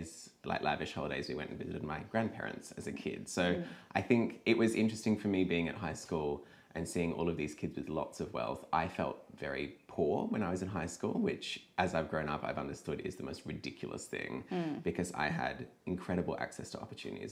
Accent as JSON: {"language": "English", "town": "Sydney", "region": "New South Wales", "country": "Australia", "tie": "born or raised there", "said": "I grew up in that very kind of, it's a very close-minded environment. There's a bridge to get into the Southern Shire"}